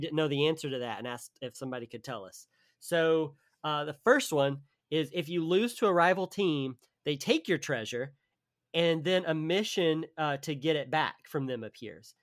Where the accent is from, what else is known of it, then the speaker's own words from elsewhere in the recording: the South, United States; I'm from the South